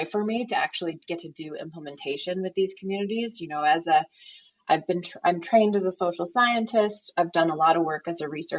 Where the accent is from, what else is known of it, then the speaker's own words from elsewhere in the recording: Concord, New Hampshire, United States; also born or lived in New Zealand; now in Salt Lake City, United States; I grew up in Concord, New Hampshire, actually, so not too far from Tufts